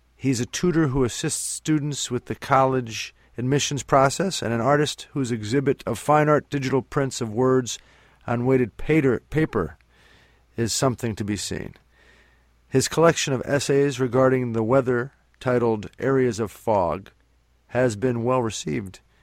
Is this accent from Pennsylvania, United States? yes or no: yes; northeastern Pennsylvania, United States; where I'm from here in northeastern Pennsylvania, I'm from the Northeast as well